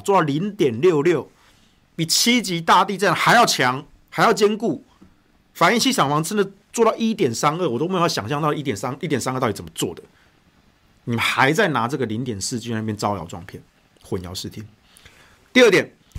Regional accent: Taichung, Taiwan; 我的家乡台中

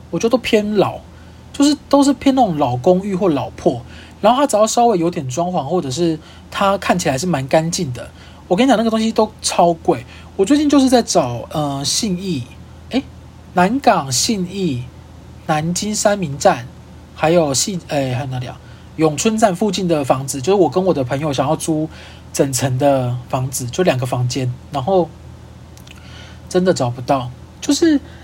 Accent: Kaohsiung, Taiwan; now in Taipei, Taiwan; 因为我是高雄人嘛， 然后我现在就在台北租房子

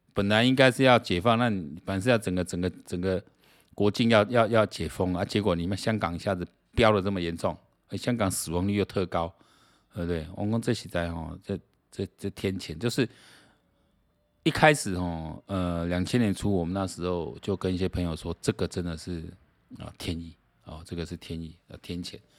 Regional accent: Taiwan; 你让我们台湾人还是有人在看环球时，环球时报的

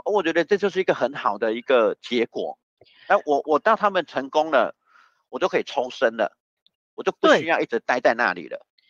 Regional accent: Taiwan; 是我们台湾人真的是智商有问题吗？

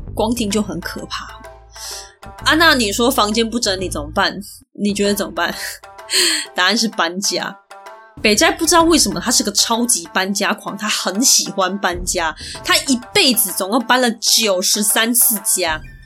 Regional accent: Taiwan; 我是台湾人

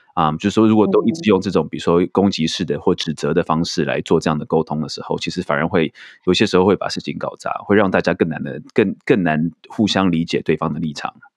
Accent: Taiwan; 这明明是我们台湾人发明的珍珠奶茶

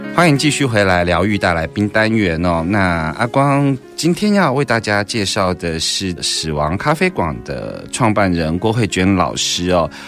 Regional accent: Taiwan; 我们台湾人

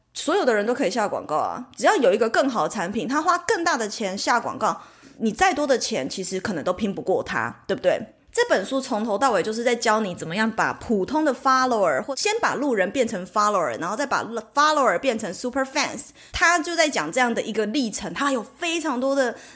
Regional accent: Taiwan; 其实就是我们台湾人常讲的铁粉

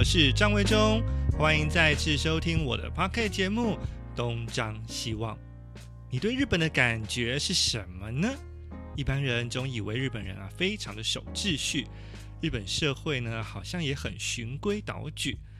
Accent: Taiwan; now in Japan; 身为台湾人呢，我们是在日本呢是算是异乡人啊

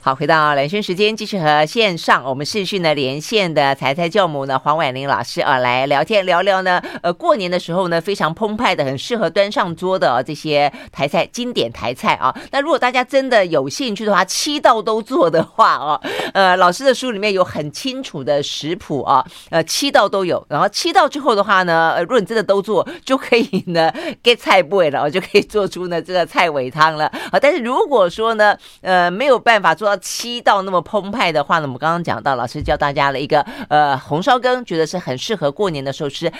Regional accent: Tainan, Taiwan; 我也是台南人

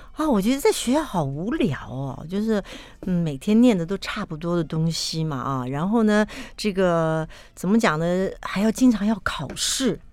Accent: Taipei, Taiwan; also born or lived in Yingge, New Taipei; 出生时候也是在台北

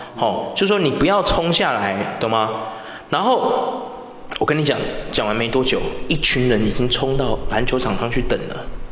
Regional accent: Taiwan; 身为一个台湾人

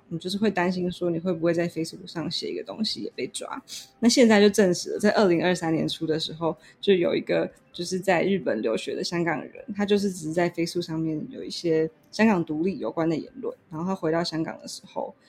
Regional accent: Taiwan; 就是我从来没有想过可以有别种的类型的生活，就是就是我觉得这就是台湾人的

